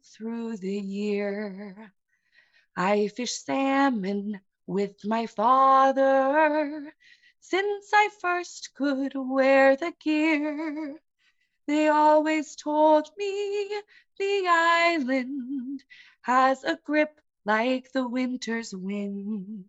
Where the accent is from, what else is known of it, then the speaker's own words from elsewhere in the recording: Kodiak, Alaska, United States; I'm from Kodiak. I'm a third-generation Setnander